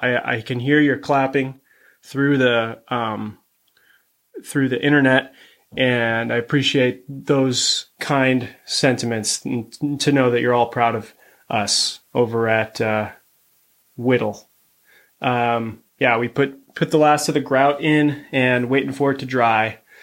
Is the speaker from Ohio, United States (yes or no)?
yes; Cleveland, Ohio, United States; my hometown company team, the Cleveland Cavaliers